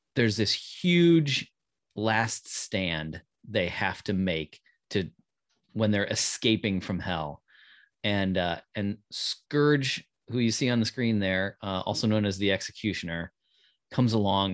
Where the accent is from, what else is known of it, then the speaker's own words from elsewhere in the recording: Davenport, Iowa, United States; I was growing up in Davenport, Iowa